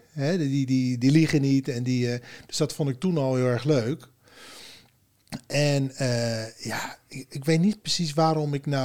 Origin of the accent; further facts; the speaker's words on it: Berkel en Rodenrijs, South Holland, Netherlands; uit Berkel Roderijs en daar woon ik nu